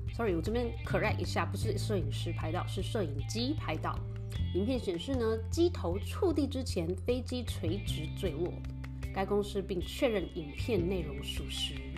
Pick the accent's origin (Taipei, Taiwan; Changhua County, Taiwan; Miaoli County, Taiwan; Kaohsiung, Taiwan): Taipei, Taiwan; now in United States; 我是台北人